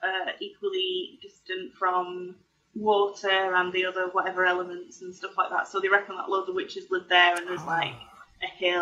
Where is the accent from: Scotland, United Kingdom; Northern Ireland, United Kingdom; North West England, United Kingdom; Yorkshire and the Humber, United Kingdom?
North West England, United Kingdom; Oswaldtwistle; Lancashire. My village is called Oddleswistle.